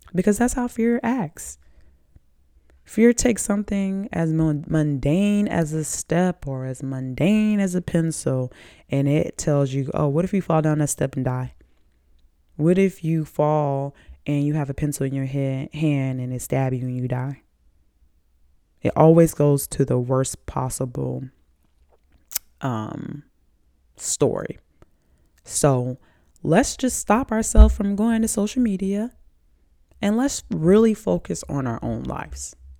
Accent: the South, United States; I'm from the South

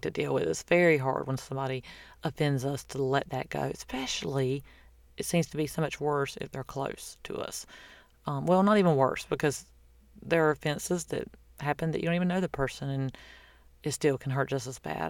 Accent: the South, United States; I'm from the South.

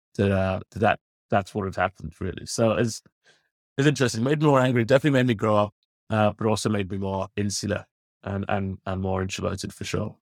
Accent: London, United Kingdom; now in Ireland; I'm a born and bred Londoner, Paul. Um, to northwest London, little, little area of the world is called, uh, Finchley

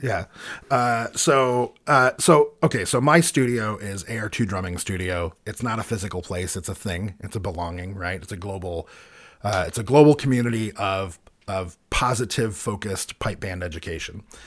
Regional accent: United States; as an American, playing with an American band

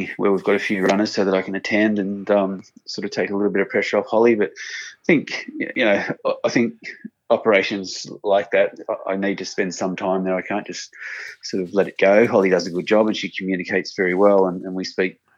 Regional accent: Sydney, New South Wales, Australia; moved away as an adult; also born or lived in Murwillumbah; I'm from Sydney originally, so nearly coming back home

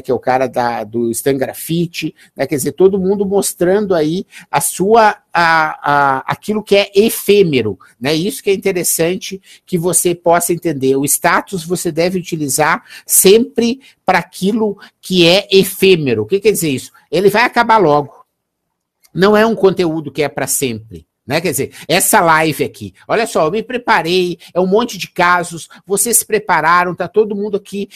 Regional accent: Gaúcho, Rio Grande do Sul, Brazil; eu sou gaúcho

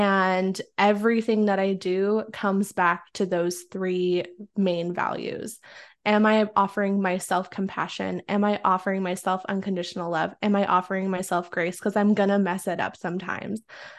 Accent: Oregon, United States; moved away; I grew up in the Pacific Northwest in Oregon. And since this is an audio, like you can't see the color of my skin, but I am Mexican and I grew up in a predominantly like white town.

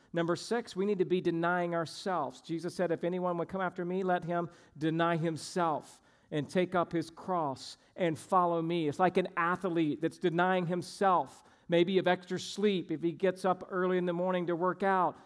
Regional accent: Georgia, United States; moved away; I grew up in Georgia

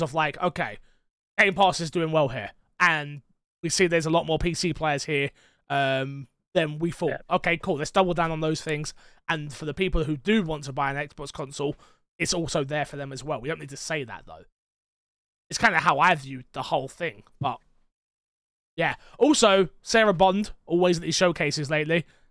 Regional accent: England, United Kingdom

